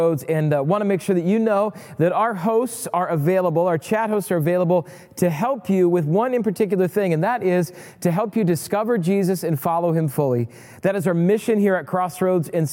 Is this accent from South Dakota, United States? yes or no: yes; Rapid City, South Dakota, United States; moved away; I grew up in Rapid City, South Dakota